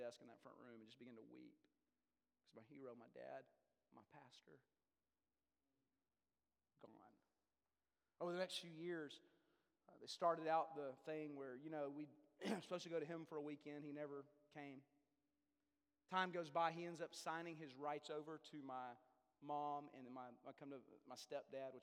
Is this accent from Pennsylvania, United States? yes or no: no; Denton, Texas, United States; I grew up in North Texas, Denton, Texas